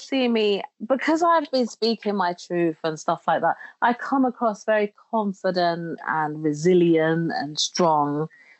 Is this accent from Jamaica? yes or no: yes; Jamaica; You know, where I grew up in Jamaica, they have a saying where they say nothing happens before the time, and now is the time.